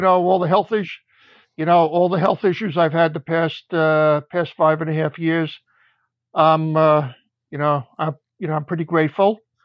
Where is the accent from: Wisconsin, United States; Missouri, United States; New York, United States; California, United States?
New York, United States; New York City; also born or lived in Long Island; I grew up in Beach Haven, Brooklyn